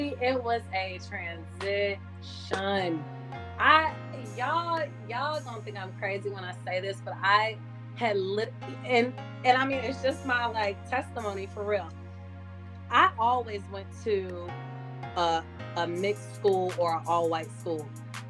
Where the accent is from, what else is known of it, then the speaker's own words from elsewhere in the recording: Atlanta, Georgia, United States; I'm from Atlanta, Georgia, specifically the West End in Atlanta. I grew up there. I've been there since I was 8 years old.